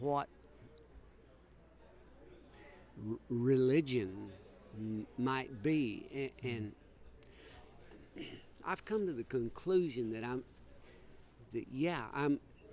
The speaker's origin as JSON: {"language": "English", "region": "Oklahoma", "country": "United States", "tie": "born or raised there", "said": "I grew up in Oklahoma"}